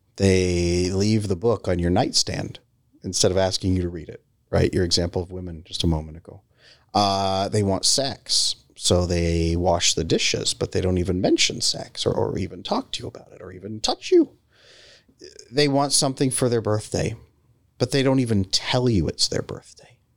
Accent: California, United States; I grew up in California

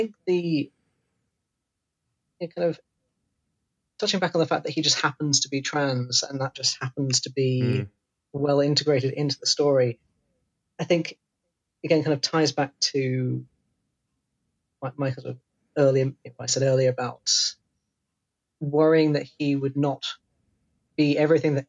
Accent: Devon, South West England, United Kingdom; moved away; I grew up in Devon

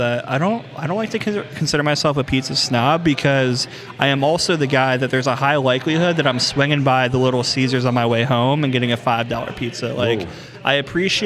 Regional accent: Cleveland, Ohio, United States; moved away as an adult; I grew up in Cleveland.

